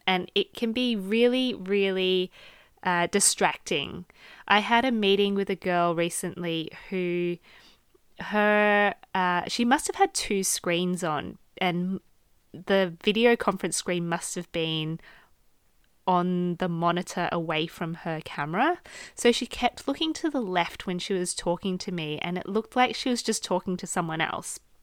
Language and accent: English; Australia; accent: Australian; I am Australian, so my natural inflections, just based on my accent